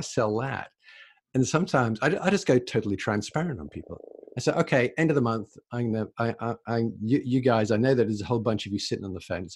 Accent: England, United Kingdom; moved away as an adult; also born or lived in London; now in Canada; So I'm originally from England. I'm in Canada now, but I'm originally from England.

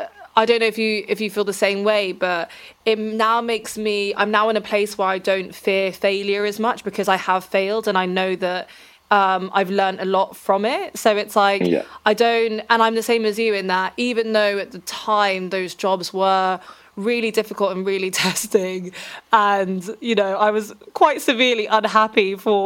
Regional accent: Reading, South East England, United Kingdom; I'm from Reading, which is an very meh place to be.

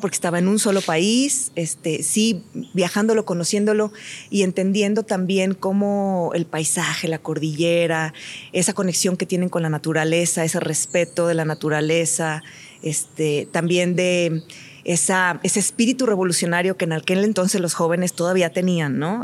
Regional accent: Mexico; moved away as an adult; hoy soy mexicana

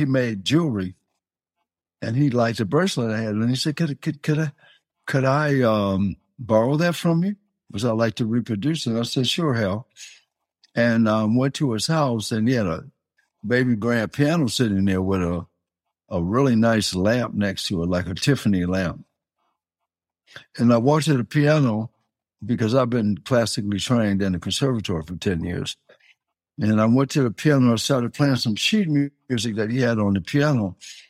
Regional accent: Detroit, Michigan, United States; also born or lived in New Orleans; All of my family is from this area, going back over 100 years. So kind of my birthplace, but I was raised in Detroit.

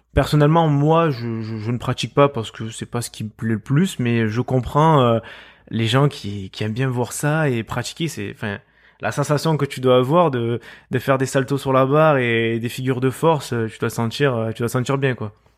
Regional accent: Marseille, Provence-Alpes-Côte d'Azur, France; accent: Marseille; je suis marseillais, on peut l'entendre euh, très certainement à, ma voix

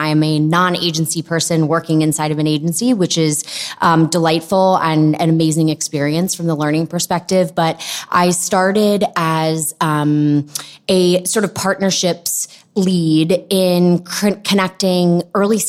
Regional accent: Long Island, New York, United States; also born or lived in Philadelphia; I grew up on Long Island. I'm a New Yorker through and through.

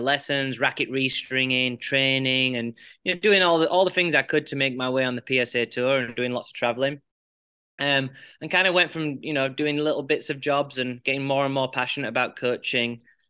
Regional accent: Huddersfield, Yorkshire and the Humber, United Kingdom; moved away as an adult; also born or lived in Paraguay; now in United States; I grew up in Huddersfield, England, in West Yorkshire.

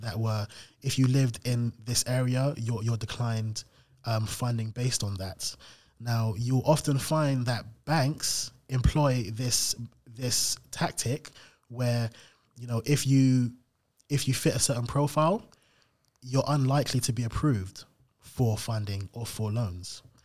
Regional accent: London, United Kingdom; I grew up in South London in Camberwell.

